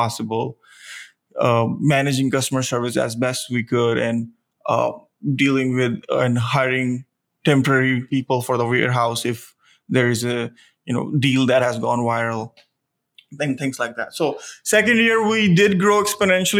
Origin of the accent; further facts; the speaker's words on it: India; moved away as an adult; now in Austin, United States; originally I'm from India, I moved here when I was 21